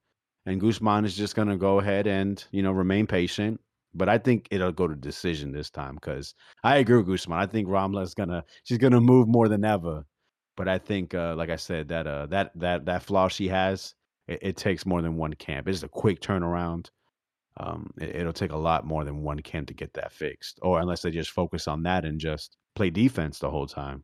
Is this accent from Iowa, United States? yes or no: no; West Palm Beach, Florida, United States; my hometown, man, West Palm Beach